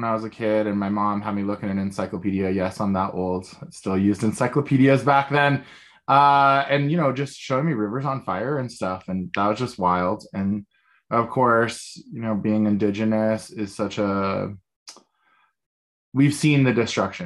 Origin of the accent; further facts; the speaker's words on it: Denver, Colorado, United States; I am from Denver, Colorado